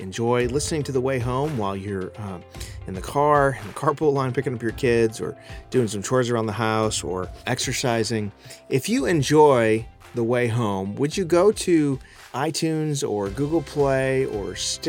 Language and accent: English; Chicago, Illinois, United States; I grew up in the Chicago area